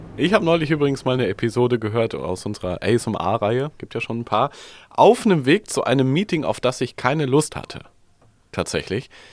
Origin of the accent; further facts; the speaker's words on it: Germany; als Deutsche